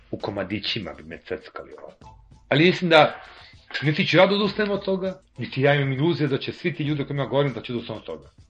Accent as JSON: {"language": "Croatian", "country": "Serbia", "said": "ja živim u ovoj zemlji, ja sam Srbi"}